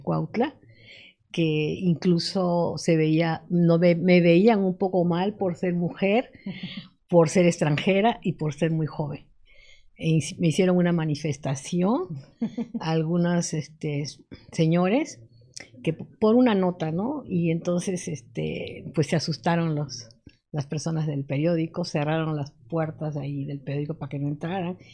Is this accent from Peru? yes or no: yes; Lima, Peru; moved away as an adult; now in Morelos, Mexico; yo estudié en Lima